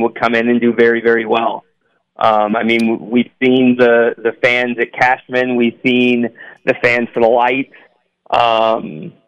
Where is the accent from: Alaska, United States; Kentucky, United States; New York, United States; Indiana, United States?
Kentucky, United States; Owensboro; I'm from Owensboro, Kentucky, and my dad has grown his business with training kids through futsal